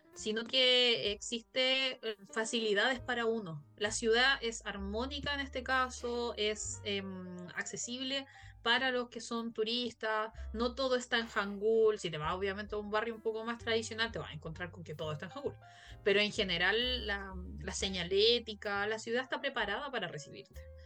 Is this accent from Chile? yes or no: yes; Chile; soy de Chile